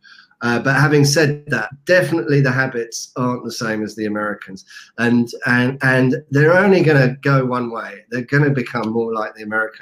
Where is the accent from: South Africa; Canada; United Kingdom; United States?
United Kingdom; I happen to be from the UK, as you will know from my accent.